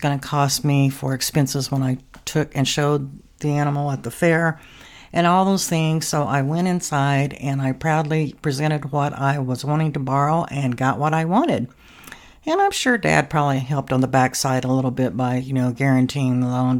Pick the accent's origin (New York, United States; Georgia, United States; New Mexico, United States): New Mexico, United States; I grew up in Southwest New Mexico, where I lived on a farm, and I was in 4-H